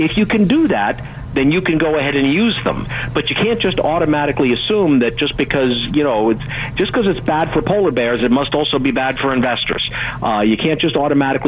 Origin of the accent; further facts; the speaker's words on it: Pittsburgh, Pennsylvania, United States; I'm from Pittsburgh